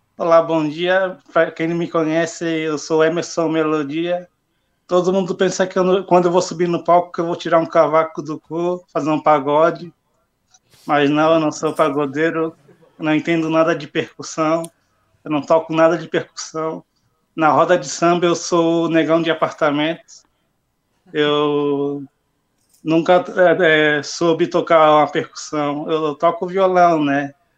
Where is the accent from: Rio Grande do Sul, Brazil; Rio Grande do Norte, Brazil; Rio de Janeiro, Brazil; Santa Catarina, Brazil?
Santa Catarina, Brazil; Palhoça; Eu, eu falo que sou de Floripa, mas em palhoça, que eu não falo que sou de palhoça, tenho vergonha